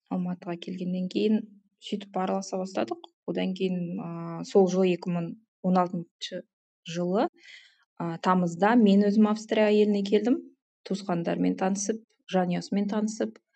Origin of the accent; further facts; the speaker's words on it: Jambyl Region, Kazakhstan; moved away as an adult; now in Austria; ыыы өзім жамбыл облысының тумасымын осы төрт жылдай болды австрия елінде тұрып жатырмын деген венаның қасындағы кішкентай қалашықта